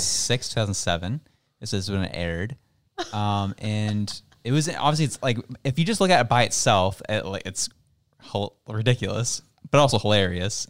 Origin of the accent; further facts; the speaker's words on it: Canada; They rip me as a Canadian